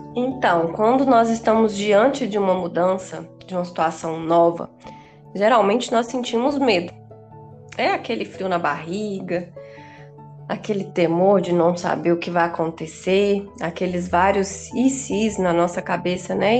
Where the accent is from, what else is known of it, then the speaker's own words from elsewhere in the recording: Bahia, Brazil; moved away as an adult; also born or lived in Rio de Janeiro; eu retornei ao meu estado natal, que é a Bahia